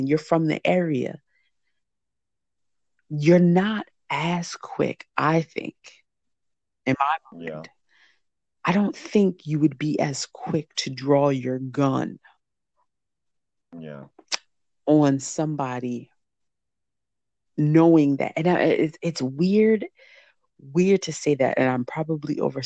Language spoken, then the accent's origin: English; New Jersey, United States; we're both from Jersey